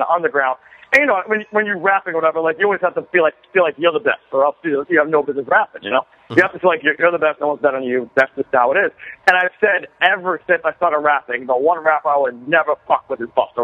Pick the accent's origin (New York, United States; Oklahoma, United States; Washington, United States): New York, United States; as a Puerto Rican man growing up in New York